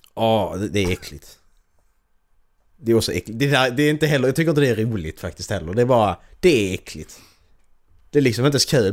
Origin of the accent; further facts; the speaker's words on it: Sweden; jag kommer från Sverige